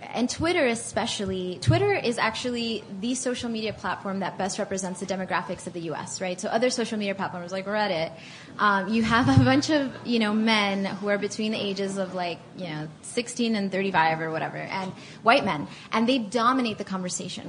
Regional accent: Miami, Florida, United States; moved away as an adult; also born or lived in Atlanta; I grew up in Miami, so a lot of Hispanic people.

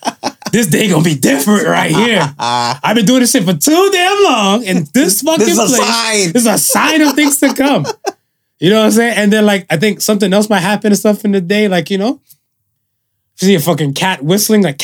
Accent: Canada; we're Canadian

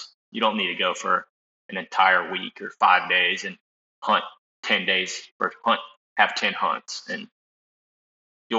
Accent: Tallahassee, Florida, United States; I'm from Tallahassee, Florida. Lived here my whole life.

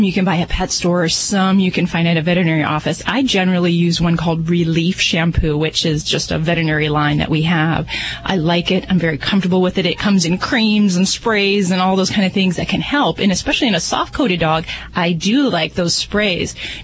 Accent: Indiana, United States; I'm from Indiana, too

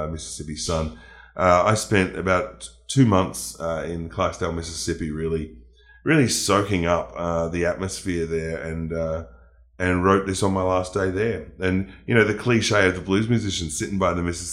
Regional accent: Melbourne, Victoria, Australia; in Melbourne, in my hometown

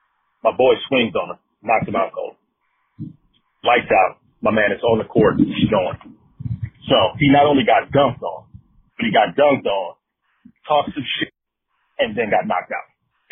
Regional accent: Pomona, California, United States; But I grew up in Pomona, California, and this is back in the mid-90s

